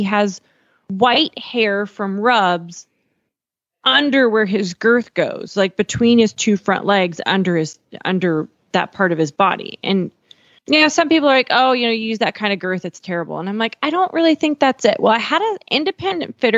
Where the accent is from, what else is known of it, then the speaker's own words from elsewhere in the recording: Eastern Montana, United States; now in Texas, United States; I'm from Eastern Montana